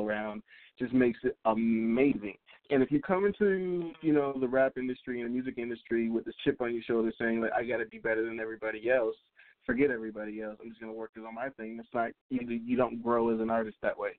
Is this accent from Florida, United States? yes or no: yes; South Florida, United States; I am a rapper from South Florida